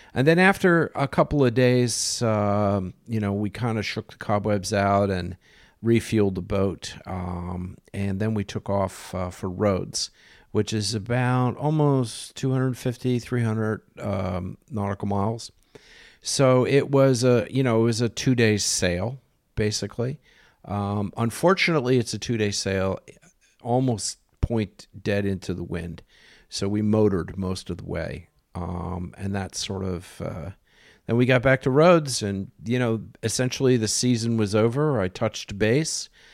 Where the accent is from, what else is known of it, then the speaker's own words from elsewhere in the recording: United States; I'm an American